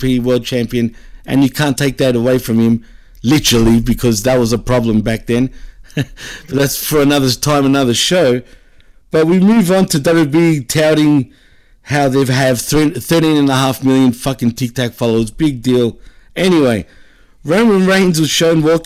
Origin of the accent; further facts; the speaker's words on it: Australia; accent: wog (Greek-Australian ethnic); here in Australia, we get called wogs